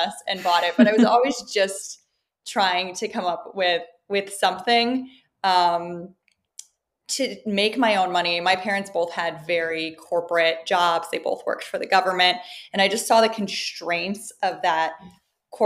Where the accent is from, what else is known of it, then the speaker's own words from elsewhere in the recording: suburbs of Chicago, Illinois, United States; moved away; also born or lived in Miami; I grew up in the Midwest, so I had a very Midwestern upbringing in the suburbs of Chicago.